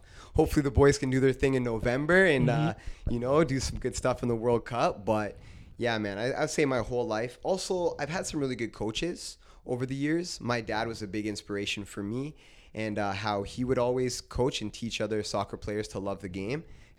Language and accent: English; Brantford, Ontario, Canada; And then I would say, Brantford. they would laugh. They would say, no way. They're like, you're this good. You're from Brantford?